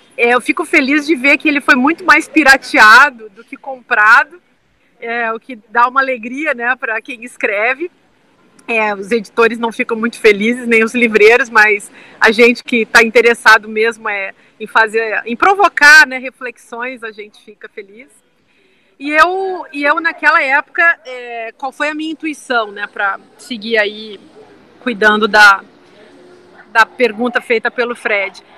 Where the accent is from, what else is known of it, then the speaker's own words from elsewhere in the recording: southern Brazil, Brazil; eu sou do sul do Brasil